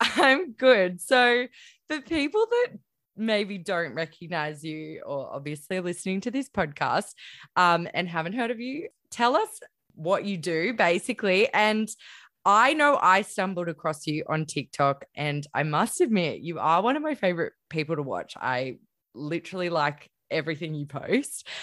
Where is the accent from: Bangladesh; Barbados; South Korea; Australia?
Australia; Queensland; also born or lived in Melbourne / Gold Coast; I'm a Queensland girl